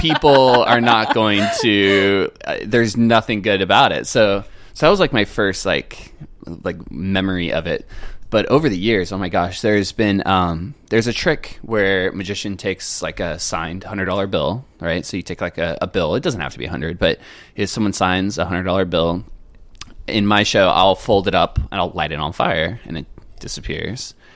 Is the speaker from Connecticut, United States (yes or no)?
no; Cardiff by the Sea, California, United States; I grew up in San Diego in a little North County uh, suburb called Cardiff by the Sea.